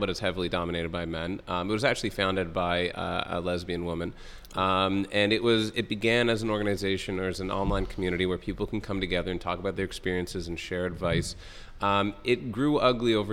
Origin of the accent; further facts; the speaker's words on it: Toronto, Ontario, Canada; I'm from Toronto